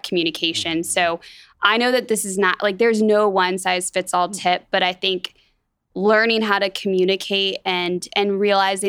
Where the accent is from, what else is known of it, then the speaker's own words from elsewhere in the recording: Atlanta, Georgia, United States; moved away as an adult; now in Wichita, United States; I grew up in Atlanta, Georgia